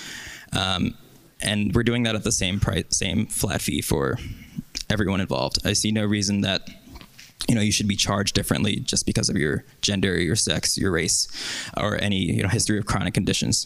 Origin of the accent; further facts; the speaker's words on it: New York, United States; I'm from New York